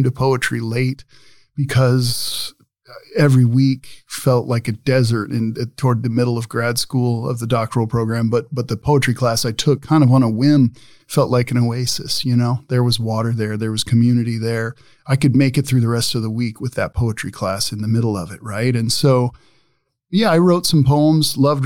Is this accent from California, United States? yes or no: no; Omaha, Nebraska, United States; I am from Omaha